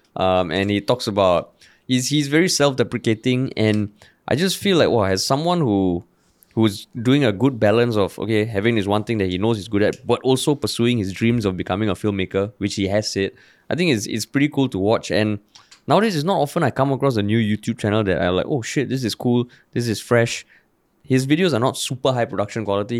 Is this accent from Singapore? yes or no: yes; Singapore; growing up in Singapore